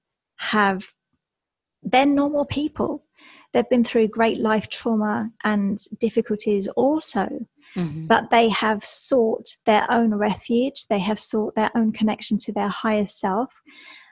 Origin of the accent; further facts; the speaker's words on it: Essex, East of England, United Kingdom; moved away; I'm from England, from Essex